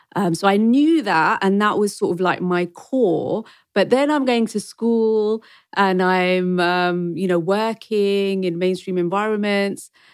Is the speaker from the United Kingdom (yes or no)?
yes; Wembley, London, United Kingdom; also born or lived in Rawalpindi, Pakistan; I was born in Rawalpindi in Pakistan, but when I was two months old, I've been a Wembley Brent girl. And I've been to school here, secondary school.